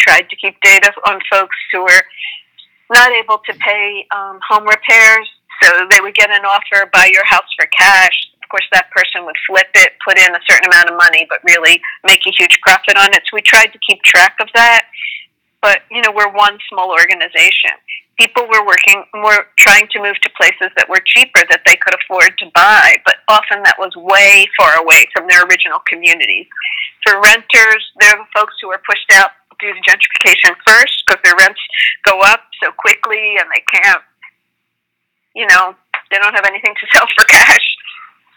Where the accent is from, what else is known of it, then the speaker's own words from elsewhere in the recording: Upper Darby, Pennsylvania, United States; I grew up actually in Upper Darby